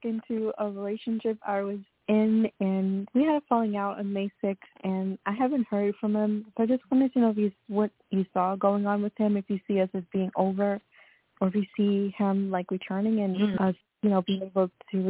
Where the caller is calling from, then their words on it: Florida, United States; I'm calling from Florida.